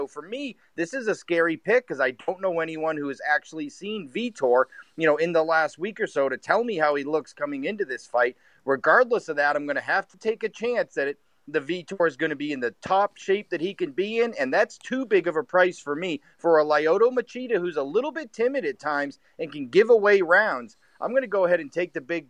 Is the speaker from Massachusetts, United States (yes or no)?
yes; Boston, Massachusetts, United States; now in Las Vegas, United States; I grew up in Boston, a diehard Red Sox fan.